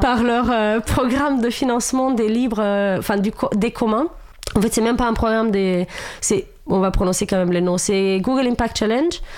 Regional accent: Romania; French is a second language; moved away as an adult; now in France; moi, j'ai vécu jusqu'à mes 26 ans en Roumanie.

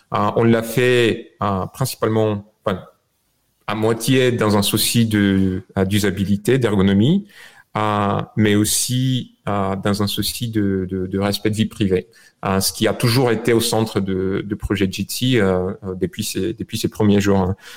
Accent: Bulgaria; French is a second language; moved away as an adult; also born or lived in France; now in United States; je suis né en Bulgarie, je suis arrivé en France euh, euh, quand j'avais 21 ans, en 2001

